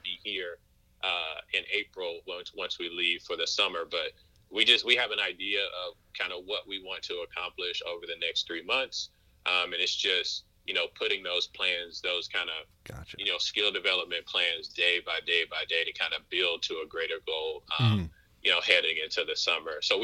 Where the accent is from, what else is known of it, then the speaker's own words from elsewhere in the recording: Moss Point, Mississippi, United States; moved away as an adult; also born or lived in Vermont; I grew up in Moss Point, Mississippi